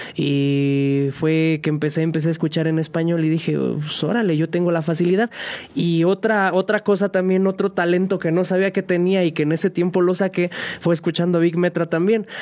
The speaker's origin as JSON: {"language": "Spanish", "town": "San Juan del Río", "region": "Querétaro", "country": "Mexico", "tie": "born or raised there", "said": "originario de aquí, de aquí de San Juan del Río, sanjuanense"}